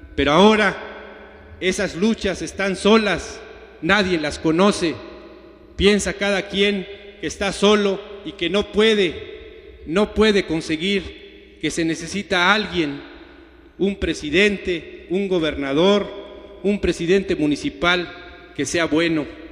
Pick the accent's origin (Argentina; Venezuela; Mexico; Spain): Mexico; siempre dijimos que éramos mexicanos, somos mexicanos